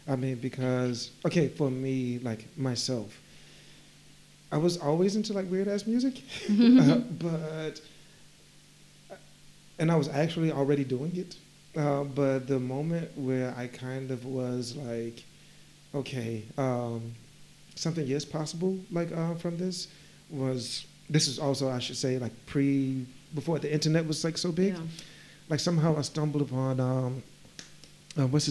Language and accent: English; Macon, Georgia, United States; moved away as an adult; also born or lived in Atlanta, Georgia; now in Berlin, Germany; Macon, Georgia.